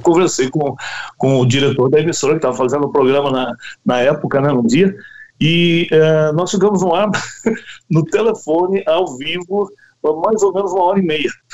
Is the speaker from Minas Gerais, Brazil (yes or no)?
no; Santa Bárbara d'Oeste, São Paulo, Brazil; eu fui para o interior paulista, porque eu sou de Santa Bárbara do Oeste